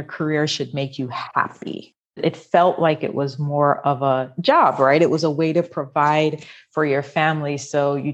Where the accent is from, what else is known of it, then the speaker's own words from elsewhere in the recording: Jamaica; I grew up in Jamaica.